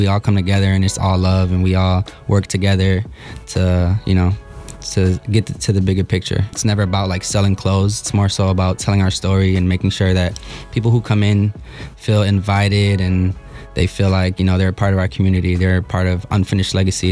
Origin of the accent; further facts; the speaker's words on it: Milwaukee, Wisconsin, United States; I was born and raised here in Milwaukee, Wisconsin.